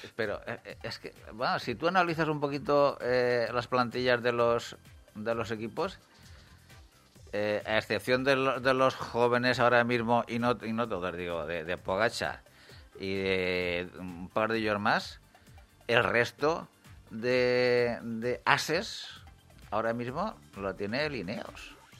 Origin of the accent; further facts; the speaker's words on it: Agramón, Castilla-La Mancha, Spain; Yo soy de Agramón